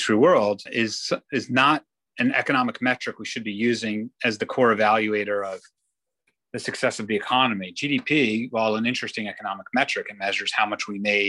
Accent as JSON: {"language": "English", "country": "Israel", "tie": "born or raised there", "moved": "yes", "lives_now": "New York, United States", "said": "I grew up in Israel"}